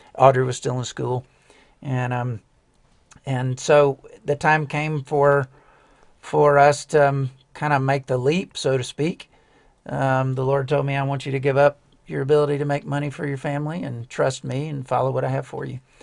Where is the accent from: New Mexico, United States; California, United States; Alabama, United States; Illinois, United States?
Alabama, United States; outside of Birmingham; I grew up outside of Birmingham Alabama